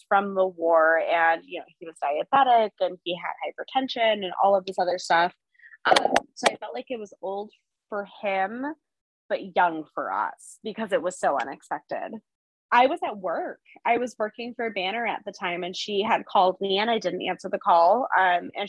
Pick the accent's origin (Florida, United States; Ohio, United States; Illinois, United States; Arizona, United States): Arizona, United States; I am an Arizona native